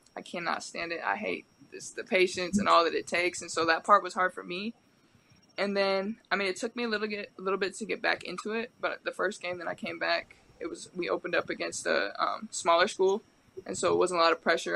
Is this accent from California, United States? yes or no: no; Medford, Oregon, United States; moved away as an adult; also born or lived in Pullman, Washington; now in Portland, United States; I'm from Medford. Medford's a small okay. town